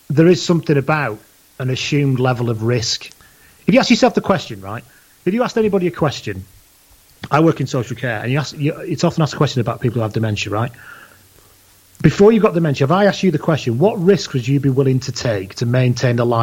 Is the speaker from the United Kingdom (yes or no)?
yes; England, United Kingdom; now in Wales; Yeah, I am English. I live in Wales. I've lived in Wales more of my life.